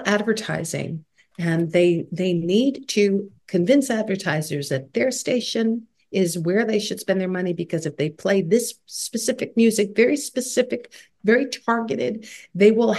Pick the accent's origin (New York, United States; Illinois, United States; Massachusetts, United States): New York, United States; New York City; now in Brooklyn, United States; I grew up in Queens in Fresh Meadows